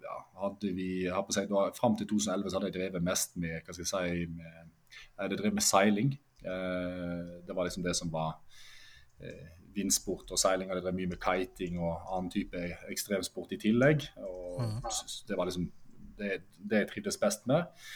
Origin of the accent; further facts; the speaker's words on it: Norway; Norseman rett utenfor døra der jeg vokste opp og går hjemme